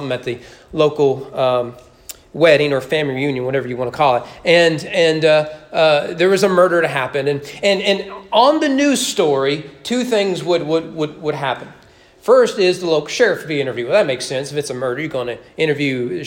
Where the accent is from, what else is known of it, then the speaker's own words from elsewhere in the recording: rural Kentucky near Gratz, United States; when I was growing up, my hometown was never in the news. We got Lexington, Louisville, and Cincinnati news